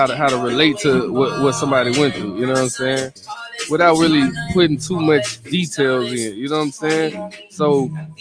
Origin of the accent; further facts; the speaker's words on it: Baton Rouge, Louisiana, United States; from Baton Rouge, Louisiana.